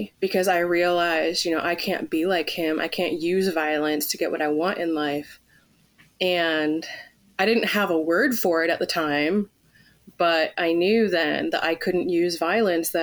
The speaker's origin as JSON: {"language": "English", "region": "California", "country": "United States", "tie": "born or raised there", "also_born_or_lived": "Pittsburgh", "moved": "yes", "said": "Growing up in California"}